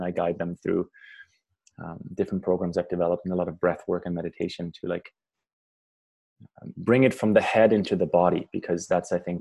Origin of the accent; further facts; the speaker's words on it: Germany; moved away as an adult; also born or lived in Paraguay / Canada; I grew up in Germany, moved to Paraguay in South America as a teenager, and I was 14, 15, for a year